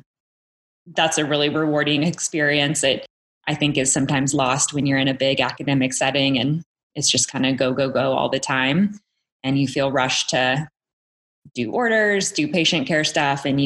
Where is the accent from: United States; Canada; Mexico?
United States; Kansas; also born or lived in Anaconda, Montana; now in Salt Lake City, United States; I grew up in Kansas, kind of in a near normal Midwestern suburb.